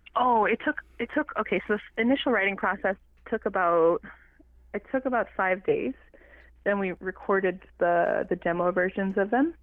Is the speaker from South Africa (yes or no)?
no; Mistissini, Quebec, Canada; first language Cree; English is a second language; I'm from the the James Eastern James Bay Cree community of Mistissini. I was born and raised there